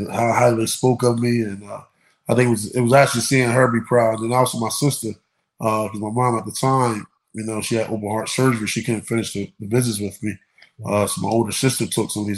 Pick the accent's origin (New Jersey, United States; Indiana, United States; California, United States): New Jersey, United States; Camden; I come from Camden High School